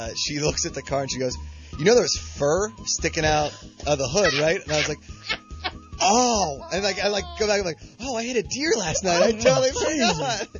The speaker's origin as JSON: {"language": "English", "town": "Pittsburgh", "region": "Pennsylvania", "country": "United States", "tie": "born or raised there", "said": "my local bar in my hometown of Pittsburgh is not even a mile from my home."}